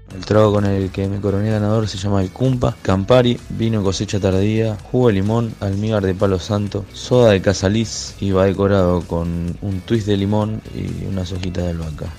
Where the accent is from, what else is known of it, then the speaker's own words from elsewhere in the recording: Santa Fe, Argentina; soy de la ciudad de Santa Fe